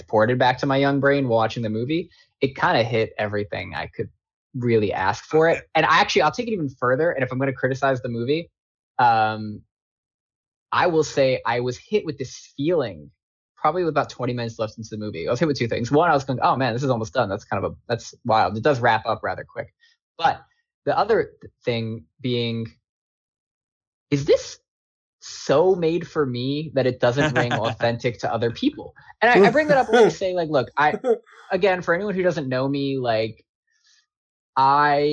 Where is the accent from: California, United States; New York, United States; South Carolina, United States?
New York, United States; Long Island; I'm from Long Island. I spent my childhood as a New York kid